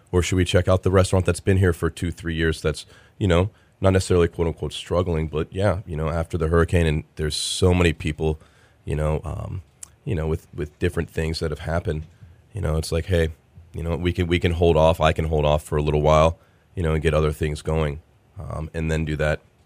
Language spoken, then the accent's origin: English; Cincinnati, Ohio, United States; now in Austin, United States; I'm from Cincinnati